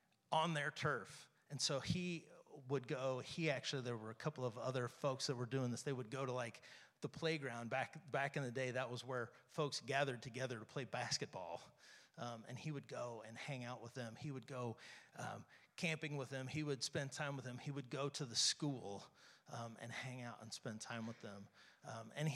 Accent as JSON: {"language": "English", "town": "St. Joseph", "region": "Missouri", "country": "United States", "tie": "born or raised there", "said": "I grew up here in St. Joe."}